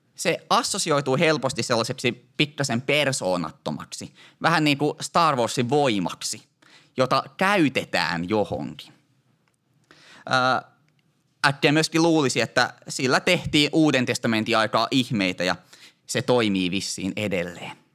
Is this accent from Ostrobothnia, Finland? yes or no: yes; Ostrobothnia, Finland; Meillä Pohjanmaalla sanotaan, notta se on suuremmas käres